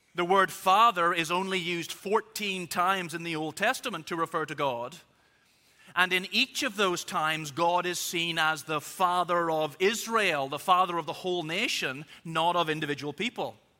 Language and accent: English; Belfast, Northern Ireland, United Kingdom; I was born in Belfast, so I am officially both Irish and British.